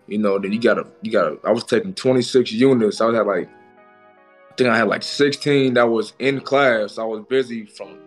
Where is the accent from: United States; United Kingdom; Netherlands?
United States; Portland, Oregon; we grew up together in Portland